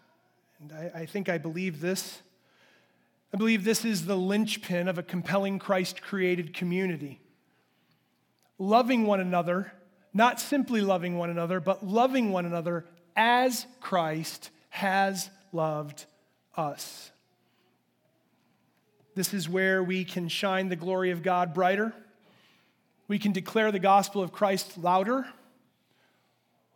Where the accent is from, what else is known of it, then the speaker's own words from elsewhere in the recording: United States; I'm an American